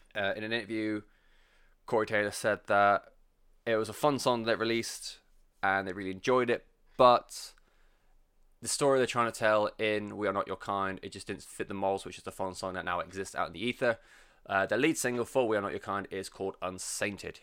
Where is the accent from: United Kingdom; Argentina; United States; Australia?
United Kingdom; England; I'm English and I anglicize everything